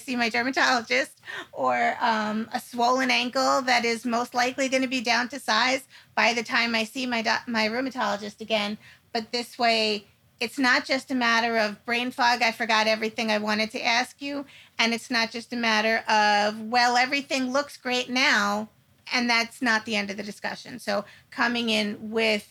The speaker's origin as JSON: {"language": "English", "region": "New York", "country": "United States", "said": "I'm from New York. I spell it like we say it"}